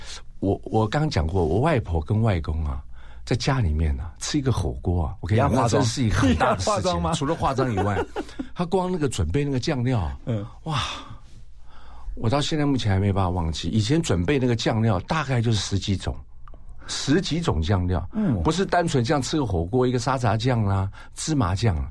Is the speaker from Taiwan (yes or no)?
yes; Taiwan; 从小在眷村长大嘛